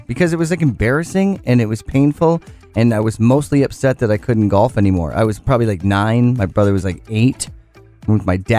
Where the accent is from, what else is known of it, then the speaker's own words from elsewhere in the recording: Penticton, British Columbia, Canada; I'm 9. I'm at the big course because you're growing up in Penticton Golf and Country.